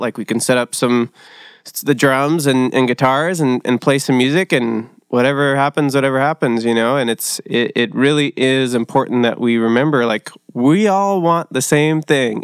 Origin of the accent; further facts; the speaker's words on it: Costa Mesa, California, United States; also born or lived in Orange, California; I was born in, uh, Orange at, uh, Saint Joe's, but raised in Costa Mesa